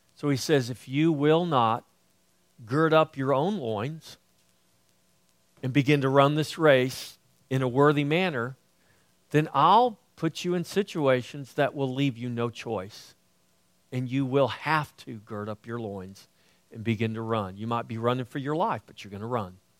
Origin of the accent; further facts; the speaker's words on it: United States; I grew up on the coast